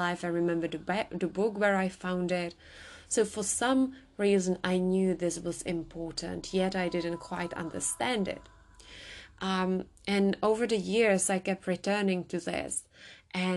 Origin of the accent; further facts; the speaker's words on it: Czechia; I come from the Czech Republic